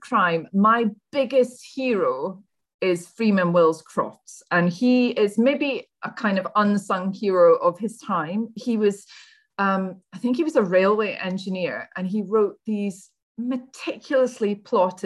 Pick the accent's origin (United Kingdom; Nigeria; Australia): United Kingdom; Scotland; I'm Scottish